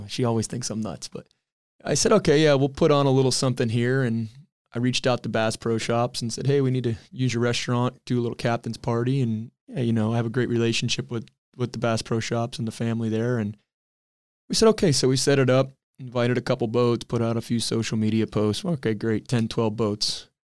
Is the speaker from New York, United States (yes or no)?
no; Cooper City, Florida, United States; Always grew up there